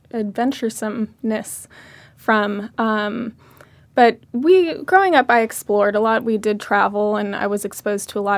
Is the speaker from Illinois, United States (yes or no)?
no; Orange County, California, United States; moved away as an adult; also born or lived in Berkeley, California / New York; I grew up in Orange County and I got my undergrad up north at Berkeley